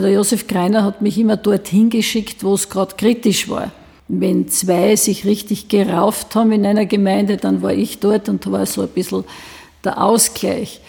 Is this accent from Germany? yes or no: no; Weinitzen, Styria, Austria; bei uns in Weinitzen